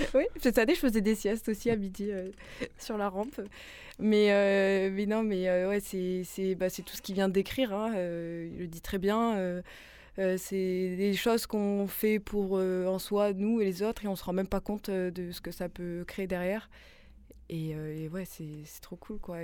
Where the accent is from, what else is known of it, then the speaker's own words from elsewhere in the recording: Nice, Provence-Alpes-Côte d'Azur, France; now in Marseille, France; je suis née à Nice